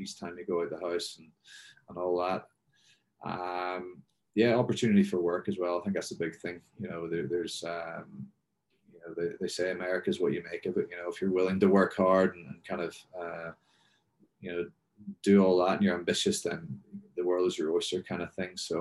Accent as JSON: {"language": "English", "region": "Northern Ireland", "country": "United Kingdom", "also_born_or_lived": "Northampton / Belfast", "moved": "as an adult", "lives_now": "Texas, United States", "said": "Northern Ireland's a great country. It'll always be home to me anyway."}